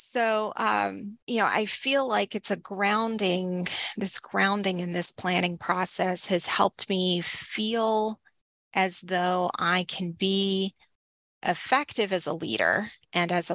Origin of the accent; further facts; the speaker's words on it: Northeast Texas, United States; now in Lancaster, United States; I grew up in Northeast Texas